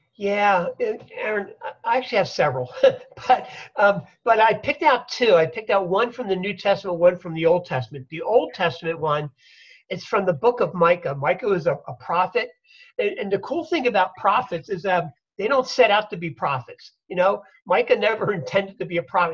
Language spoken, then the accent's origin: English; Philadelphia, Pennsylvania, United States; I'm a Philadelphia boy. I grew up in Philly